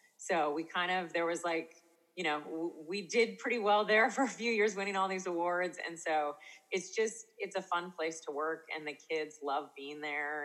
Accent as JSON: {"language": "English", "region": "Eastern Washington", "country": "United States", "said": "I'm from Eastern Washington. We're kind of near like the Oregon border, kind of down. We're in wine country"}